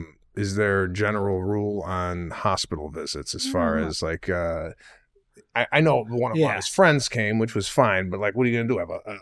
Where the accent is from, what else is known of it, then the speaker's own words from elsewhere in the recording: Arlington Heights, Illinois, United States; It is a town over where I grew up in Arlington Heights.